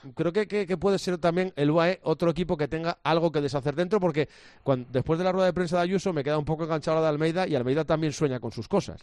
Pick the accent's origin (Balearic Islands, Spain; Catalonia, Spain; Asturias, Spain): Asturias, Spain; como asturiano